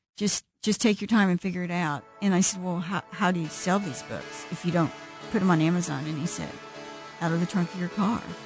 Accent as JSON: {"language": "English", "town": "Springfield", "region": "Missouri", "country": "United States", "tie": "born or raised there", "said": "I grew up in Springfield, Missouri"}